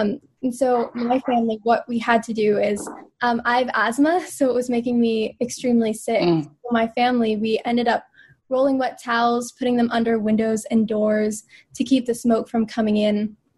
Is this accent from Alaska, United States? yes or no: no; Davis, California, United States; now in New York, United States; Yes, I was born and raised in Northern California.